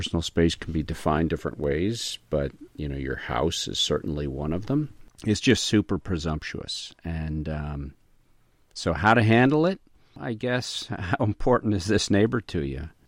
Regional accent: the South, United States; I'm from the South and we don't knock

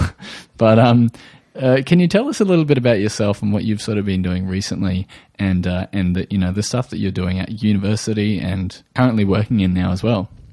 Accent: Australia; I am from Australia, if you hadn't already guessed from the accent

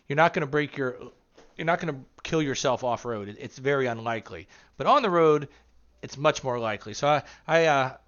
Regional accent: Springfield, Ohio, United States; I'm from Springfield, Ohio

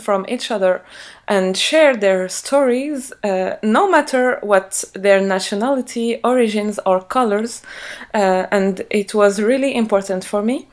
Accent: Morocco; moved away as an adult; now in France; I'm originally from Morocco. I raised and grew up in Morocco, and I live now in France

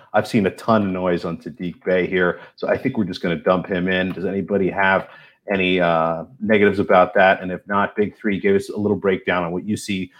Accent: Philadelphia, Pennsylvania, United States; as a Philadelphian

